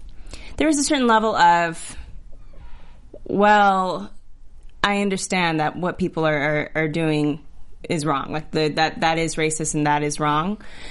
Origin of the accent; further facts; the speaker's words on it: Texas, United States; also born or lived in Georgia, United States; I'm from Texas and Georgia. I'm not surprised at all.